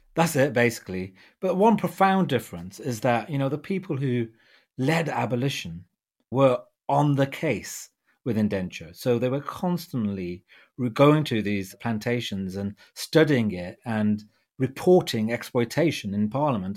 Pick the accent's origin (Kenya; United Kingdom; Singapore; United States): United Kingdom; being a British Punjabi